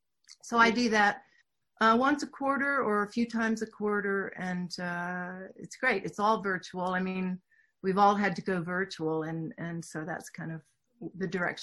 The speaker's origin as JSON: {"language": "English", "town": "Houston", "region": "Texas", "country": "United States", "tie": "born or raised there", "accent": "Southern", "said": "Sure. Yes, I grew up in Houston, Texas. I can talk with a real Southern accent if I need to, but I worked really hard to lose that."}